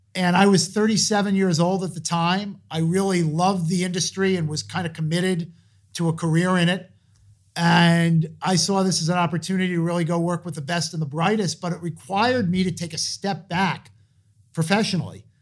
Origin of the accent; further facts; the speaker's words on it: Hartsdale, New York, United States; I grew up outside of New York City in Westchester County in Hartsdale, New York.